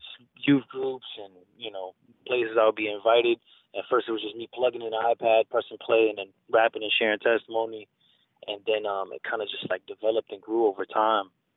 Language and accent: English; New York City, New York, United States; born and raised in the Bronx, New York